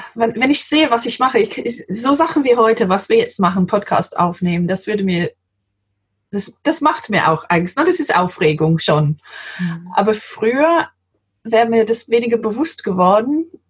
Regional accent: London, United Kingdom; German is a second language; moved away as an adult; now in Germany; ich bin Engländerin, wie man hört. Ich komme aus London ursprünglich

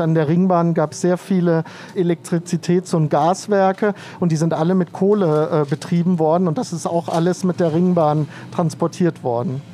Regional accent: Baden-Baden, Baden-Württemberg, Germany; now in Berlin, Germany; ich komme aus Baden-Baden

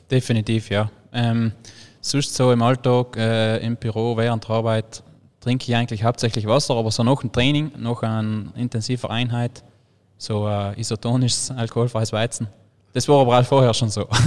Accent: Trentino-Alto Adige, Italy; logischerweise bei uns in Südtirol im, am Alpenhaupt kam direkt so viel flache Gebiete haben wir eigentlich ja.

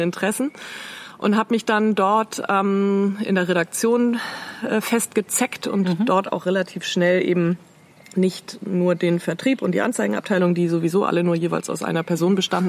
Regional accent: Ahrensburg, Schleswig-Holstein, Germany; also born or lived in Eutin / Ellund near Flensburg; Dann bin ich mit meinen Eltern, da war ich so neun, glaube ich, nach Ahrensburg gezogen, also nördlich von Hamburg. Ähm, ja, so eine mittelgroße überschaubare Stadt. Da habe ich Abitur gemacht

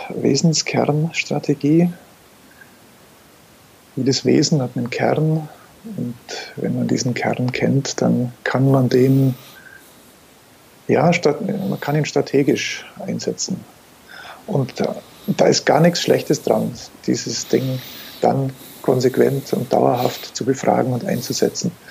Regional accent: Bavaria, Germany; born there; now in Augsburg, Germany; gebürtiger Allgäuer.

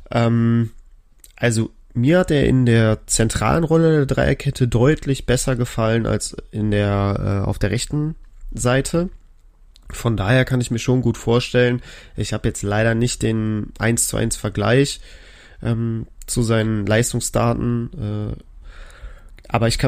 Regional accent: Bremen, Germany; Ich als Bremer erhoffe mir natürlich noch ein paar mehr Punkte

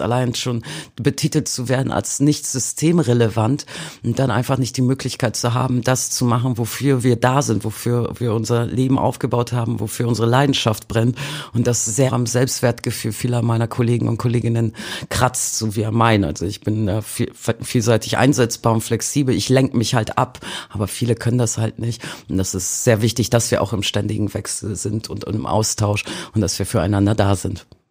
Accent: Bremen, Germany; moved away as an adult; also born or lived in Poland (roots); now in Hamburg, Germany; in meiner Heimatstadt Bremen

